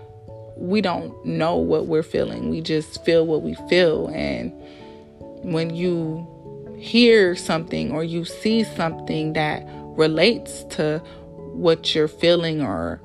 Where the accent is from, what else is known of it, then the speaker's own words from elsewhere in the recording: Milwaukee, Wisconsin, United States; moved away as an adult; now in Philadelphia, United States; moving away from my hometown, which is Milwaukee